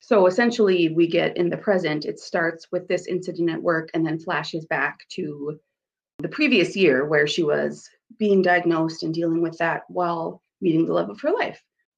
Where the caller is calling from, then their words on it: South Dakota, United States; I'm joining you from sunny South Dakota.